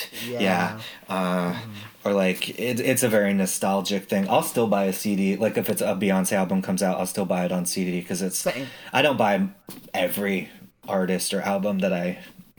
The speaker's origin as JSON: {"language": "English", "region": "Utah", "country": "United States", "tie": "born or raised there", "said": "Oh, no, I grew up in Utah"}